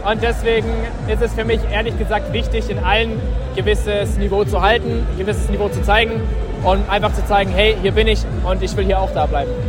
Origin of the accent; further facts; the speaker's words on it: Oberstdorf, Bavaria, Germany; ich bin äh, 22 Jahre alt … ich komme aus Oberstdorf